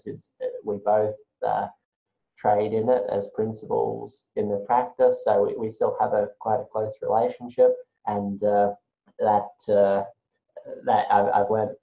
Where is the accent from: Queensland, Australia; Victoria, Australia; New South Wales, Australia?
Queensland, Australia; Brisbane; I've grown up on the south side of Brisbane for most of my life. So long time native.